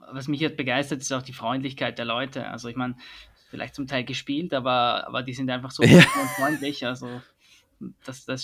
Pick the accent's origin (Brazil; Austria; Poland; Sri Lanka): Austria; Vienna; born there; accent: Austrian; Das hört man an meinem Akzent